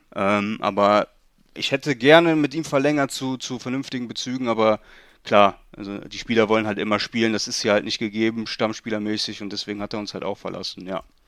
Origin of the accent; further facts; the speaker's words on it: Leverkusen, North Rhine-Westphalia, Germany; also ich bin in Leverkusen geboren, wohne mein ganzes Leben auch schon hier